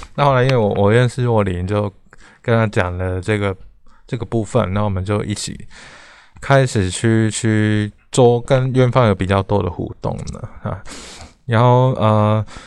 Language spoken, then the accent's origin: Chinese; Hong Kong; moved away as an adult; also born or lived in Taipei, Taiwan; now in Taiwan; 我是，呃，从香港来的一个， 一个， 一个，不能说学生啊。 啊， 我， 我来台湾念台北艺术大学的美术系，哈，应该是，这大概是二零零六年来的了